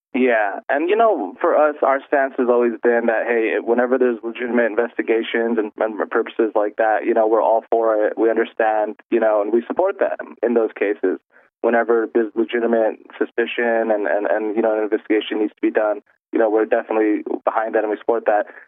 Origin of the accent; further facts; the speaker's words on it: United States; born and raised here, like myself